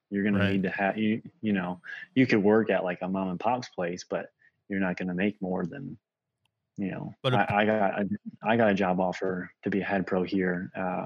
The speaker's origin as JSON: {"language": "English", "region": "Michigan", "country": "United States", "also_born_or_lived": "Naples, Florida", "moved": "yes", "lives_now": "Indianapolis, United States", "said": "I'm from the Midwest. Michigan."}